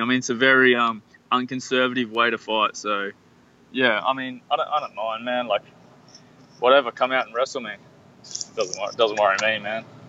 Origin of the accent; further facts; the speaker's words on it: Australia; I'm from Australia